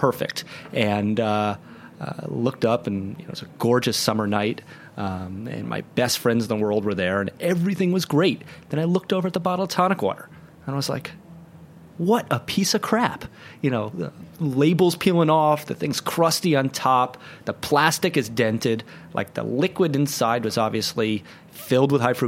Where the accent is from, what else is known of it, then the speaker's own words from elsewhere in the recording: New York City, New York, United States; I'm from New York City